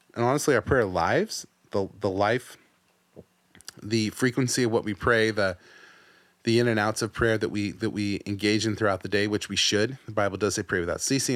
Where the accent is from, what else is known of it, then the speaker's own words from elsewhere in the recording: United States; also born or lived in San Diego; us being Americans, us living in the city we live